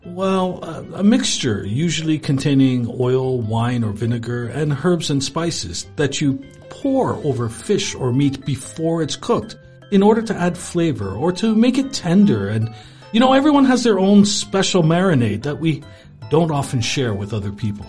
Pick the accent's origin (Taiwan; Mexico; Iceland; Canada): Canada; I'm Canadian